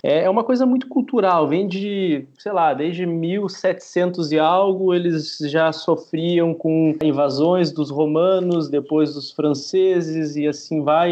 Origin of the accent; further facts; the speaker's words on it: Brazil; moved away as an adult; now in Spain; eu sou brasileiro, com cidadania, nunca residi na Itália